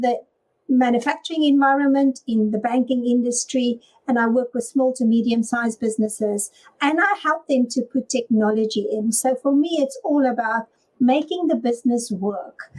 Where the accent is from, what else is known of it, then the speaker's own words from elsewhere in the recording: South Africa; now in United Kingdom; I'm originally from South Africa